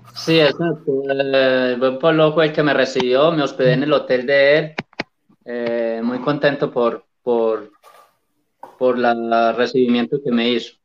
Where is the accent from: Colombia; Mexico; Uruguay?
Colombia; Medellín, Antioquia; el maratón de Medellín, que siempre es aquí en mi pueblo